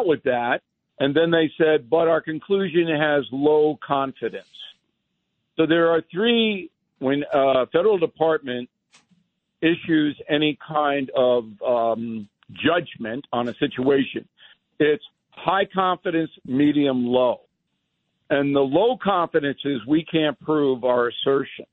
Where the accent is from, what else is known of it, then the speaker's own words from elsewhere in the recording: Long Island, New York, United States; When I was a kid on Long Island, 11th town, we played ice hockey outside